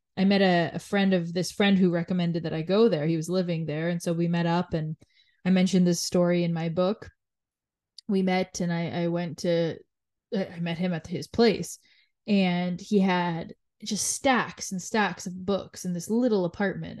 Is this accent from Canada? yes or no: yes; Canada; being born and raised in Canada